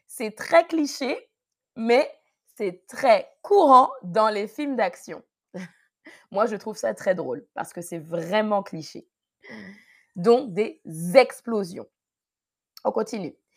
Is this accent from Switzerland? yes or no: no; Paris region, Île-de-France, France; je ne suis pas née en Guadeloupe, non, je suis née en France, en région parisienne.